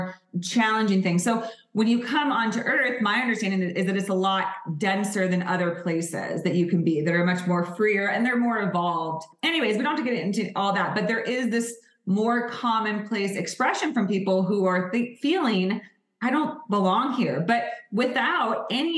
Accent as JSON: {"language": "English", "region": "California", "country": "United States", "tie": "born or raised there", "said": "born and raised in California, like I was"}